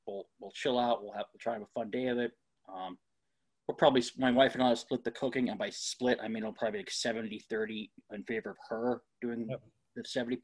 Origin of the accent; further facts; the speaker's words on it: Northeast, United States; I'm from the Northeast.